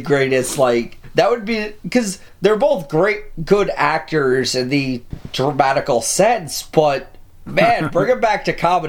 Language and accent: English; New Jersey, United States; We're from Jersey.